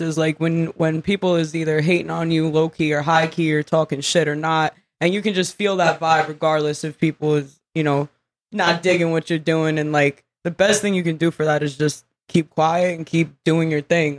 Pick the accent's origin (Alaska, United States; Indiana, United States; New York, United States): New York, United States; New York City; also born or lived in Long Island; I grew up in the slums of Brooklyn